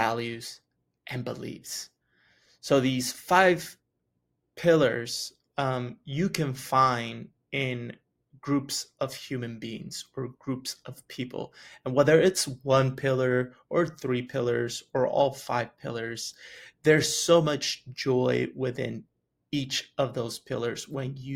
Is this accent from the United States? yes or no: yes; West Texas, United States; also born or lived in Chihuahua, Mexico; I grew up in West Texas